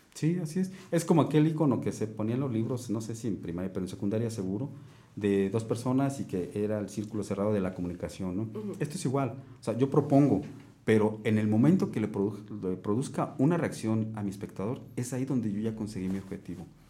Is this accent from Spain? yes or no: no; Mexico; llevo mi ciudad, o sea, aparte de, mi país, llevo mi ciudad